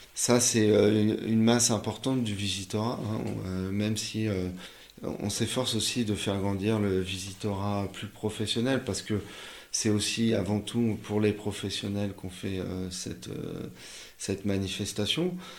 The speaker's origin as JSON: {"language": "French", "town": "Paris", "region": "Île-de-France", "country": "France", "tie": "born or raised there", "said": "je suis parisien, je suis né euh, à, Paris euh, dans le 18e, j'ai vécu dans le, dans le 20e"}